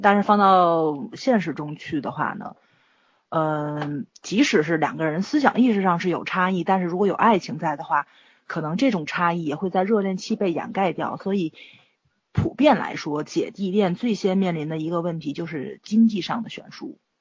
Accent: Tianjin, China; 我们天津这边确实，确实是比较疼女儿，而且女儿跟娘家的关系非常近

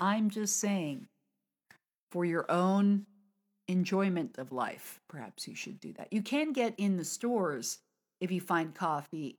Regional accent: United States; from America

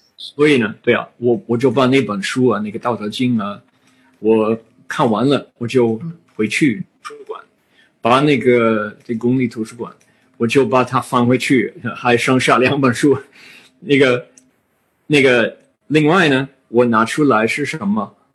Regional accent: United States; Chinese is a second language; 我是美国人

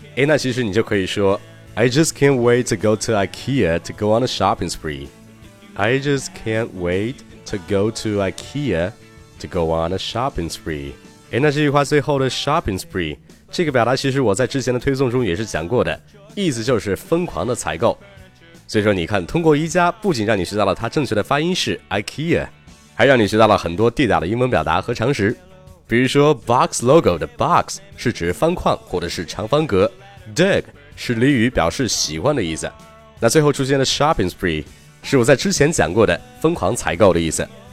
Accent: Qingdao, Shandong, China; 作为一个青岛人

